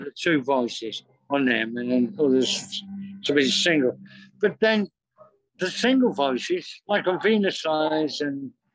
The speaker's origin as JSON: {"language": "English", "town": "Manchester", "region": "North West England", "country": "United Kingdom", "moved": "as an adult", "lives_now": "London, United Kingdom", "said": "we're both from Manchester and we all live around here."}